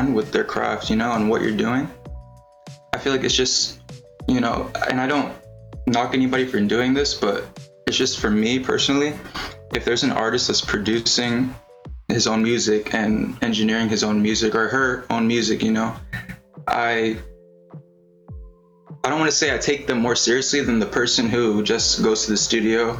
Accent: South Florida, United States; I'm an artist from South Florida

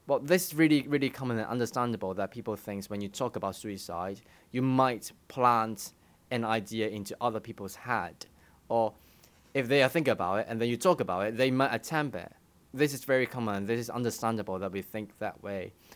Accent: Hong Kong; moved away as an adult; also born or lived in United Kingdom; I studied in the U K, but I grew up in Hong Kong

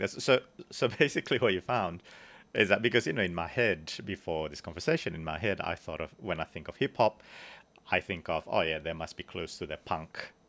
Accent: Bandung, West Java, Indonesia; I grew up in Bandung

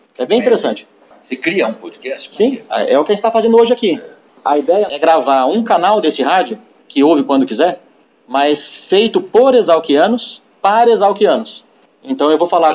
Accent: São Paulo, Brazil; Eu sou de São Paulo, criado aqui

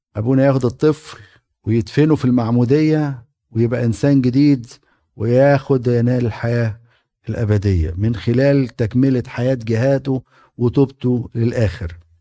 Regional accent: Egypt; moved away; انا كاهن وقبطي

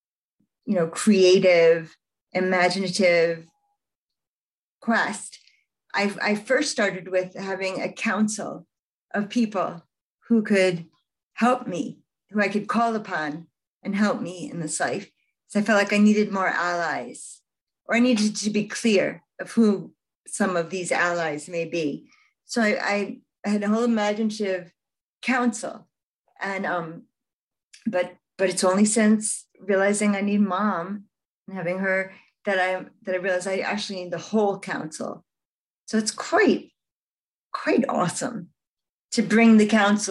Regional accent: United States; I'm a Jewish girl growing up in America, a largely Christian nation.

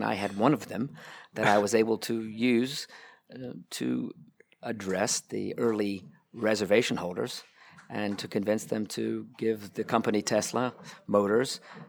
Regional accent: United States; moved away as an adult; now in Munich, Germany; As you probably hear, I'm an American. I ended up here in Munich, started falling in love with cars back in 2000.

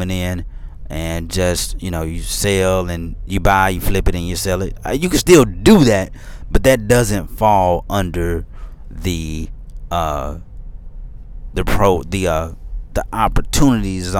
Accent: Memphis, Tennessee, United States; now in Middle Tennessee, United States; I'm from Memphis

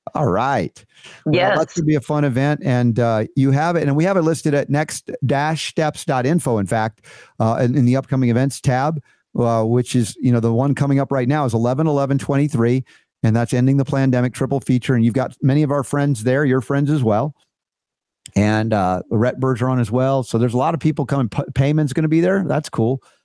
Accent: Atlanta, Georgia, United States; I grew up in Atlanta

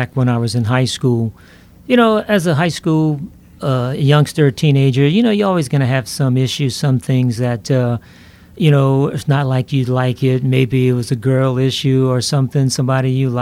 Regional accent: Lafayette, Louisiana, United States; born and raised in Lafayette, Louisiana

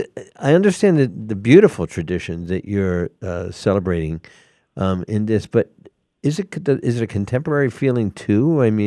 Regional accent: Atlanta, Georgia, United States; I'm from Atlanta, Georgia, where we would say y'all, Yule.

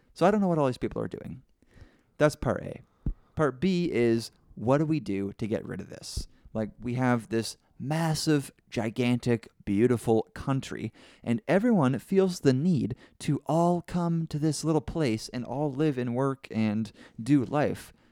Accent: Canada; I'm from Canada

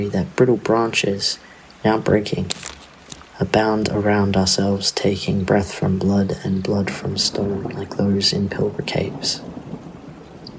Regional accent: Whadjuk Noongar country, Western Australia, Australia; also born or lived in Wurundjeri lands (Melbourne area); now in Melbourne, Australia; I'm currently recording on Wurundjeri lands, but I was raised on Whadjuk Noongar country.

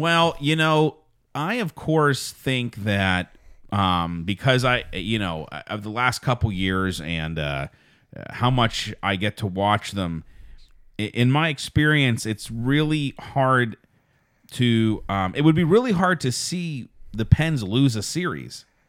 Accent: Pittsburgh, Pennsylvania, United States; also born or lived in Wisconsin; I am from Pittsburgh

